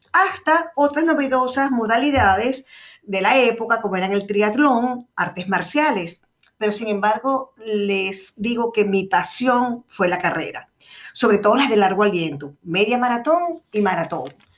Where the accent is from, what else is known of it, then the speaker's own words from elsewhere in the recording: Venezuela; moved away; also born or lived in Chile / Rome, Italy; mi país de origen, que es Venezuela